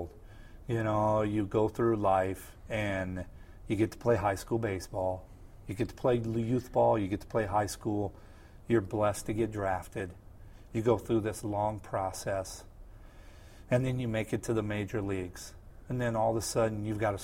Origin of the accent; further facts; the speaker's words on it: Midwest, United States; growing up in the Midwest